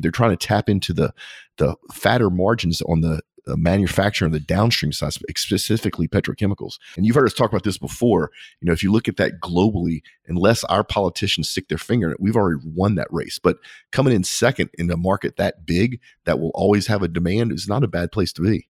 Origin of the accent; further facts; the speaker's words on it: United States; being an American